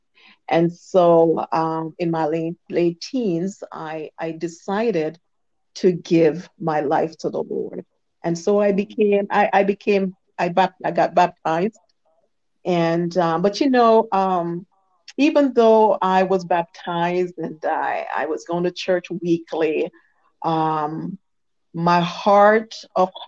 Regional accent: Jamaica; I was born in Jamaica, West Indies

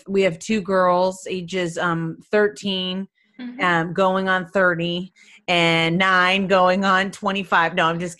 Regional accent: Detroit, Michigan, United States; moved away as an adult; also born or lived in New York City; now in San Francisco Bay Area, United States; I'm originally from the Midwest. So I'm from Detroit, Michigan

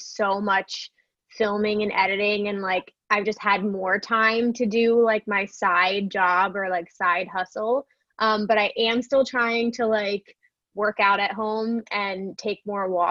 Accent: New Jersey, United States; I'm from New Jersey

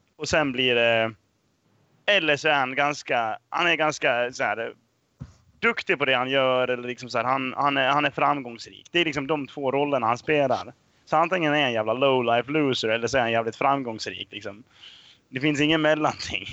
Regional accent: Dalarna County, Sweden; jag är ju från eh, Dalarna, liksom så här, man är uppvuxen på hembränt

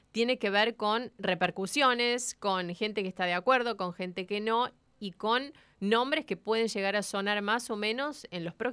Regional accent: La Plata, Buenos Aires Province, Argentina; de La Plata.

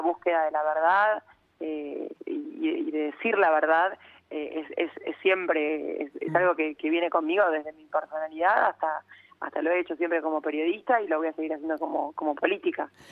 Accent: Rosario, Santa Fe, Argentina; also born or lived in Buenos Aires; Yo soy Rosarina

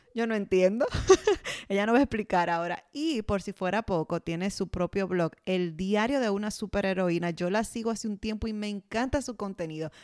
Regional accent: Dominican Republic; now in Canada; Nosotras somos dos dominicanas en Canadá

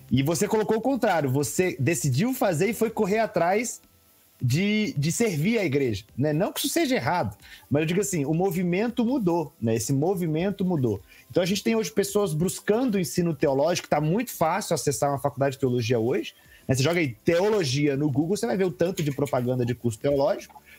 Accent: Vitória, Espírito Santo, Brazil; now in Curitiba, Brazil; E aqui em Curitiba também, vim de Vitória, né, vim de outro estado, aqui em Curitiba

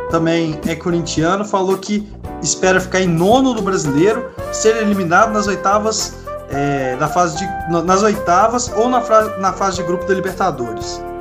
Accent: Rio de Janeiro, Brazil

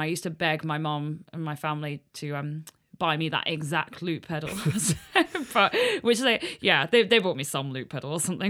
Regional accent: Helston, South West England, United Kingdom; So I'm from a little town in Cornwall called Helston.

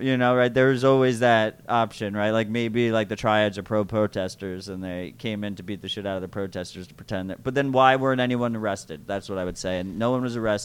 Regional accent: New York, United States; as a New Yorker

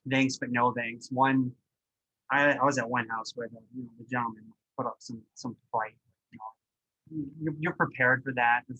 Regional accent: Warwick, Rhode Island, United States; there's people like I grew up in Warwick. I know these parts of Warwick very well.

